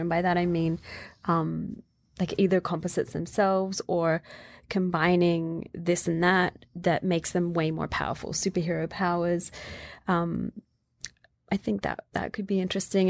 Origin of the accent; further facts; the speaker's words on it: Australia; Growing up in Australia, it was very much women do sewing